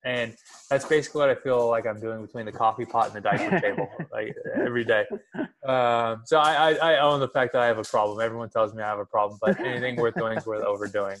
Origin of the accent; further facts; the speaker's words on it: Sacramento, California, United States; We're both from Sacramento. We both went to Jesuit, both went to Cal